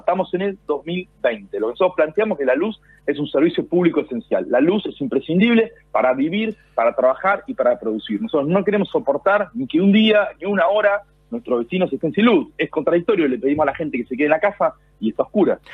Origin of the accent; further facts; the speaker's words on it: Lomas de Zamora, Buenos Aires Province, Argentina; Yo soy de Loma de Zamora, recorro el conurbano